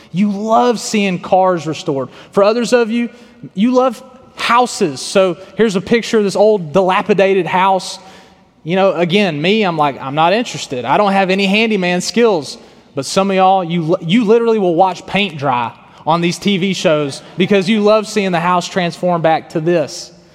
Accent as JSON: {"language": "English", "town": "Tyler", "region": "Texas", "country": "United States", "tie": "born or raised there", "also_born_or_lived": "Arkansas", "moved": "as an adult", "said": "I was born in Tyler, Texas, and faith, family, and football were some of my you know biggest priorities."}